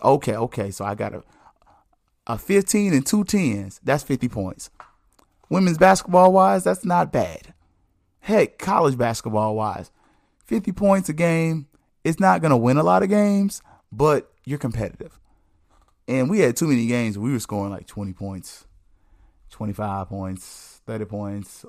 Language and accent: English; the South, United States; I'm a black man, I'm from the South